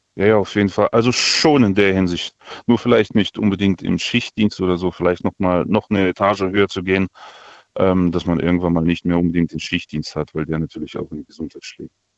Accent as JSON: {"language": "German", "country": "Kazakhstan", "tie": "born or raised there", "moved": "yes", "lives_now": "Germany", "said": "ich bin in Kasachstan geboren, seit 92 hier"}